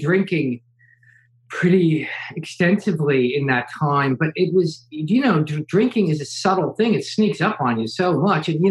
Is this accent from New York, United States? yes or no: no; New Jersey, United States; I'm this kid from New Jersey